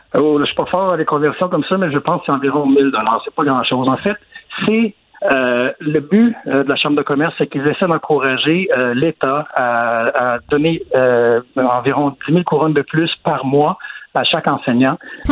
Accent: Quebec, Canada; moved away as an adult; now in Sweden; ça fait trop longtemps que je suis parti du Québec

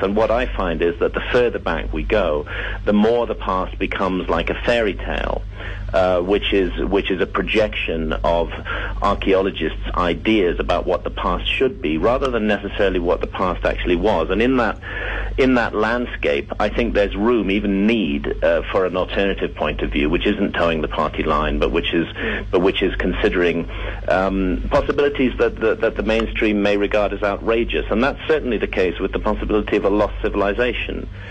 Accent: England, United Kingdom; in my home country, England

